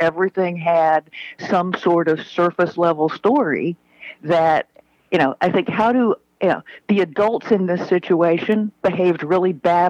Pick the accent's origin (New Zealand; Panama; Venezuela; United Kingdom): Panama; Panama Canal Zone; born there; I was born in the Panama Canal Zone